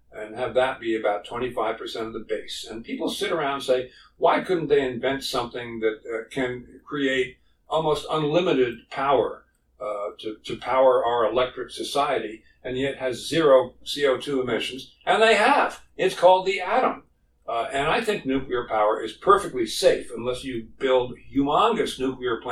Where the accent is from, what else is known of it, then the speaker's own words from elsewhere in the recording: Smithtown, New York, United States; moved away; also born or lived in Cambridge, Massachusetts; I grew up in Long Island, New York, in Smithtown, in the middle of Long Island, right on a big lake